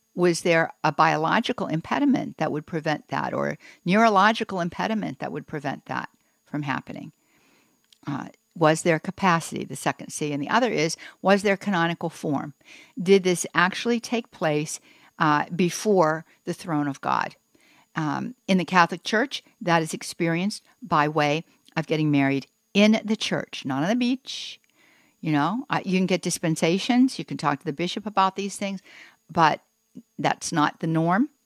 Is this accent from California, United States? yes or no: no; Pittsburgh, Pennsylvania, United States; I grew up in Pittsburgh, so you know there is no plural for the word you.